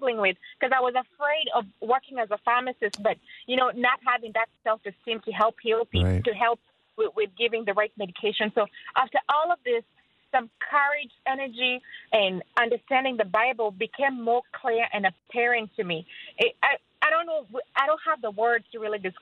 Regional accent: Kenya; moved away; I'm from Africa, Kenya

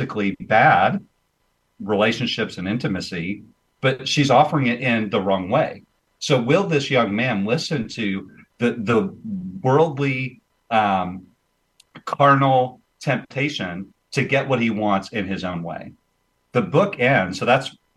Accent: Jacksonville, Illinois, United States; moved away; I'm back in my hometown, Jacksonville, Illinois

